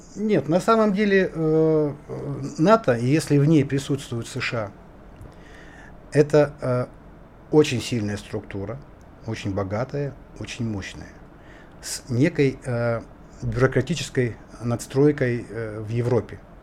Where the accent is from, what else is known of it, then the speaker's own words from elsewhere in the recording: Indigirka, Yakutia, Sakha Republic, Russia; Я вот якут